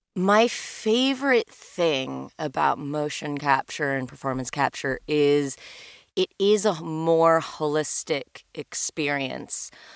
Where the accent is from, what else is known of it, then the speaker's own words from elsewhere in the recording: Los Angeles, California, United States; I am one of the few unicorns who was born and raised in Los Angeles